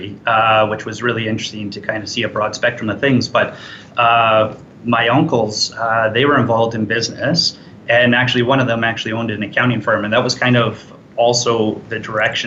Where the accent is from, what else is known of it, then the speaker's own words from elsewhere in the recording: Edmonton, Alberta, Canada; now in Calgary, Canada; I was originally from Edmonton. I was born and raised there.